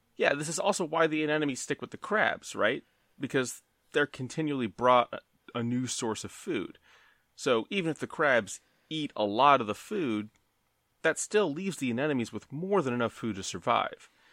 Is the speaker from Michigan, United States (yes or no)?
no; Maryland, United States; we're from Maryland